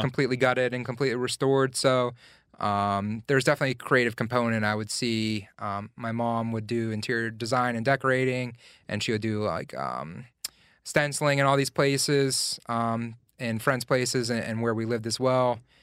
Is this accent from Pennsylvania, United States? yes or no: yes; Glassport, Pennsylvania, United States; also born or lived in Elizabeth Township, Pennsylvania / San Francisco; now in Pittsburgh, United States; I grew up in Glassport, um, just, like, twelve miles outside of downtown Pittsburgh